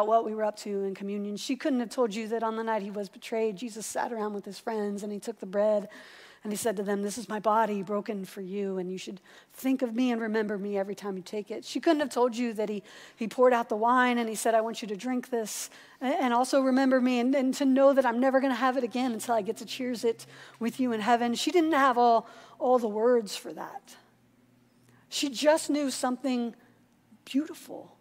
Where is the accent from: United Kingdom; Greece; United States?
United States; Columbus, Ohio; the church that I grew up in over in Columbus